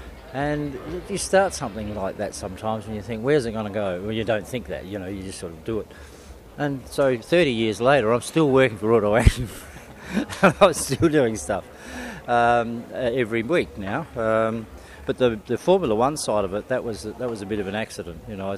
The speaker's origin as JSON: {"language": "English", "town": "Adelaide", "region": "South Australia", "country": "Australia", "tie": "born or raised there", "also_born_or_lived": "Melbourne", "said": "Born in Adelaide. I grew up near Rolly Park Speedway and started doing some cartoons in the program."}